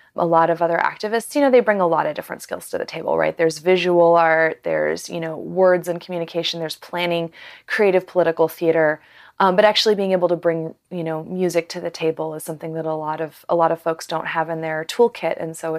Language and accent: English; Seattle, Washington, United States; Seattle, Washington.